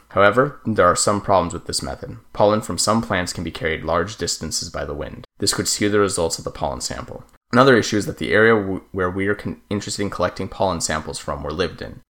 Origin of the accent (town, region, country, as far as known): New Mexico, United States; born or raised there